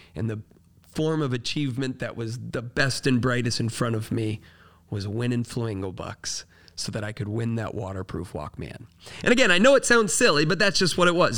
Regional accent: Florida, United States; I grew up in Florida.

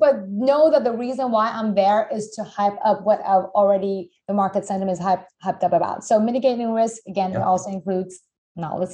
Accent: Iran; moved away; I'm originally from Iran

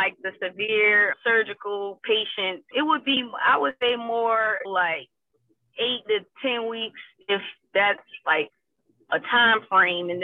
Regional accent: South Carolina, United States; moved away as an adult; also born or lived in Washington, D.C.; now in Spartanburg, United States; I'm originally from South Carolina

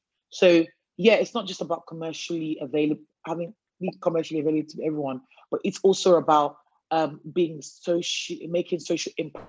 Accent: Nigeria; now in United Kingdom; I'm Nigerian of origin, you know, first generation migrant in the UK, British citizen and everything.

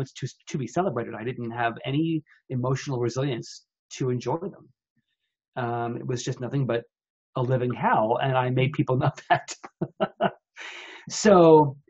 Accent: New York, United States; moved away as an adult; now in Seattle, United States; I was from New York

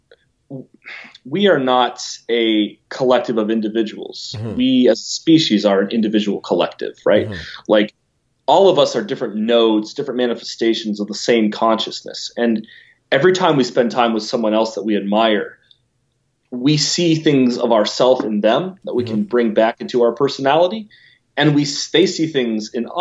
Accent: Lancaster, Ohio, United States; now in Columbus, United States; I grew up in Lancaster, Ohio, which was founded by the Germans in 1803

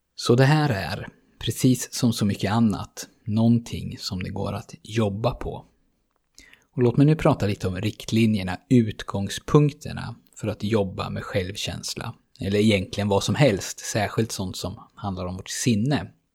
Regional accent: Sweden; som svensk

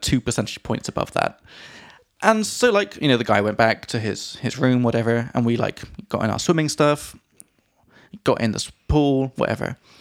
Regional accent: England, United Kingdom; from England

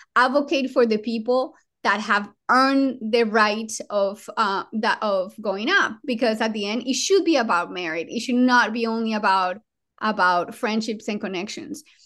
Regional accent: Colombia; English is a second language; now in United States; I was born in Colombia, in South America

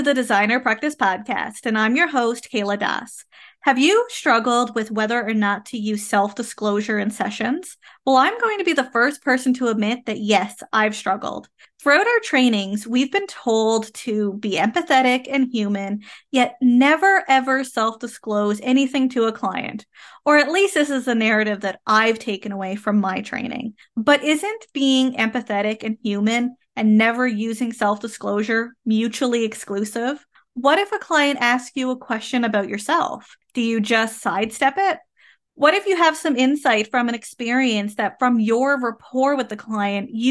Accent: Canada; I am a Canadian social worker

